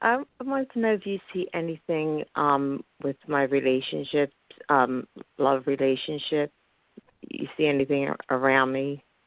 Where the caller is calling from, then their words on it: Philadelphia, Pennsylvania, United States; from Philadelphia, Pennsylvania.